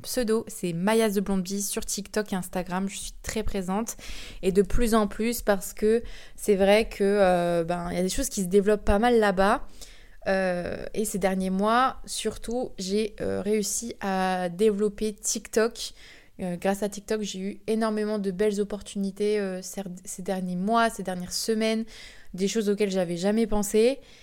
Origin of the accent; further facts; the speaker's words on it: France; je suis française